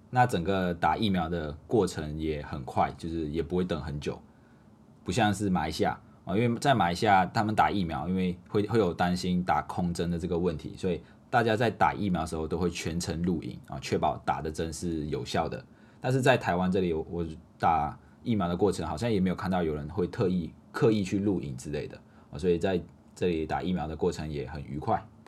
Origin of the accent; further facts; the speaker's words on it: Malaysia; now in Taiwan; 我们马来西亚人，我们外国人